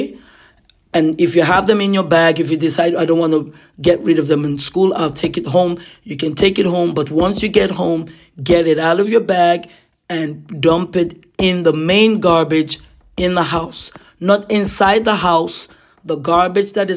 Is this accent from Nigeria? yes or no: yes; Nigeria; now in Ottawa, Canada; Boarding house for us growing up in Nigeria